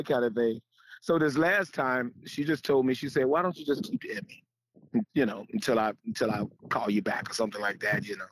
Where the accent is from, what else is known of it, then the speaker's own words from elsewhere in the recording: Chicago, Illinois, United States; I came from Chicago